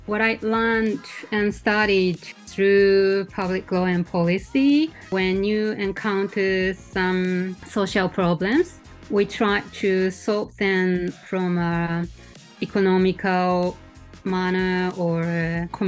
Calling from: Tokyo, Japan; today I'm calling from Tokyo, Japan.

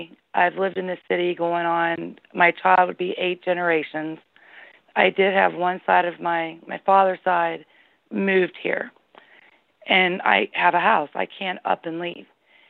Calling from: Ohio, United States; I'm calling from Ohio.

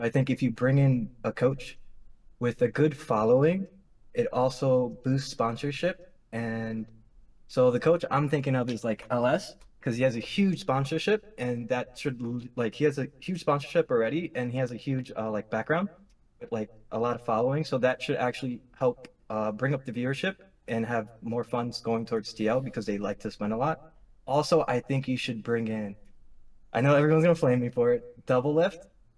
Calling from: East Rutherford, New Jersey, United States; I'm calling from East Rutherford, New Jersey.

